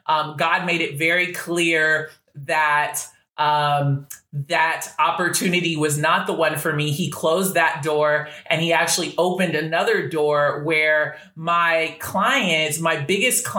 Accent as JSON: {"language": "English", "region": "Washington", "country": "United States", "tie": "born or raised there", "also_born_or_lived": "California", "moved": "yes", "said": "I was born in Cali, but raised in Washington State, which is about 15 minutes away from Portland"}